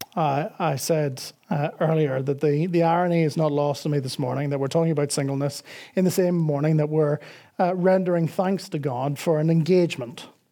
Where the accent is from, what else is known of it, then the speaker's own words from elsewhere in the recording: Northern Ireland, United Kingdom; now in Dublin, Ireland; I grew up in Northern Ireland